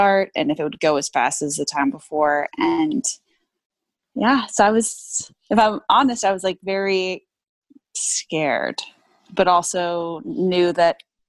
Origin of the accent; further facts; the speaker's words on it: Texas, United States; now in Los Angeles, United States; I'm from Texas